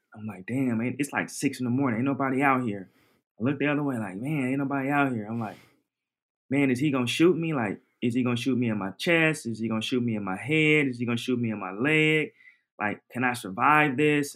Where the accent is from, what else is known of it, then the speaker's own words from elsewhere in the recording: Portland, Oregon, United States; I'm from Oregon, Portland, Oregon